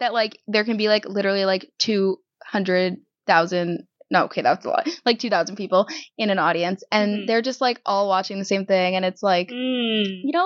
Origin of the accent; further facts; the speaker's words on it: Canada; We are Canadian